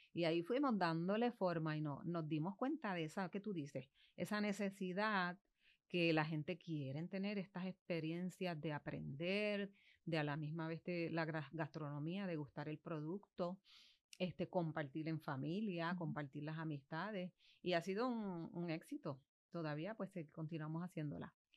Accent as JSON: {"language": "Spanish", "town": "Bayamón", "country": "Puerto Rico", "tie": "born or raised there", "also_born_or_lived": "Hatillo", "lives_now": "Manatí, Puerto Rico", "said": "Yo soy natural de Bayamón, ah. vivo en Manatí y trabajo en Atillo"}